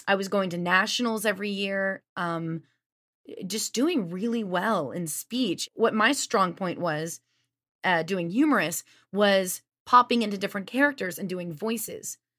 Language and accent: English; Lafayette, Louisiana, United States; moved away as an adult; also born or lived in Las Vegas; I'm from Lafayette, Louisiana